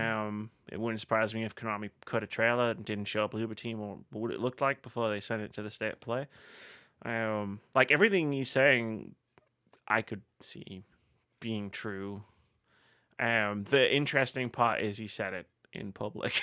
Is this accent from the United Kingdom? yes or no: yes; United Kingdom; we're all British here